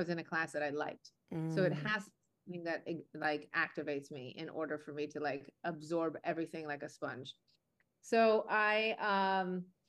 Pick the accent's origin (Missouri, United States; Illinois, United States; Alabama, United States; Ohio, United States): Illinois, United States; Chicago; also born or lived in Boston; I am a native to Chicago